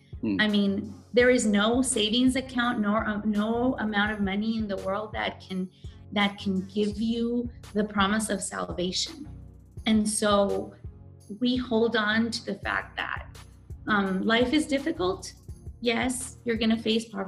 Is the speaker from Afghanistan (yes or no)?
no; Guatemala; I'm a Guatemalan